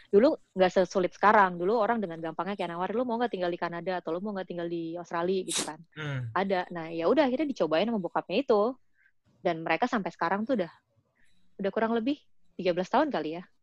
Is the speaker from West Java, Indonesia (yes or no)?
no; Jakarta, Indonesia; now in Canada; karena gue kan dari kecil emang gue lahir gede di Jakarta ya.